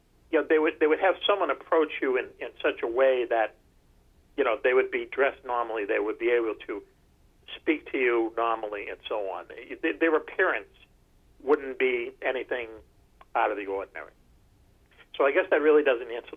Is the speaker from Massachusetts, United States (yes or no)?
yes; Boston, Massachusetts, United States; grade school, growing up in Dorchester